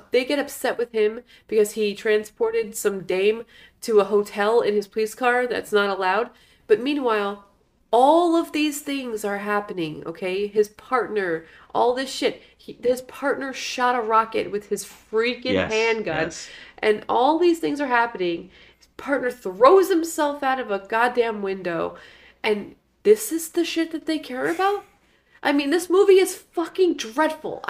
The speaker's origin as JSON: {"language": "English", "region": "Florida", "country": "United States", "said": "We're from Florida"}